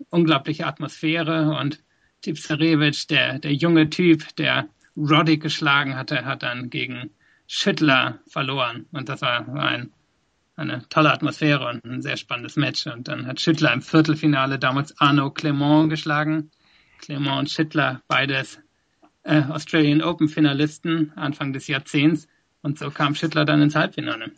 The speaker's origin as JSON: {"language": "German", "country": "Germany", "tie": "born or raised there", "also_born_or_lived": "South Africa", "moved": "as an adult", "lives_now": "London, United Kingdom"}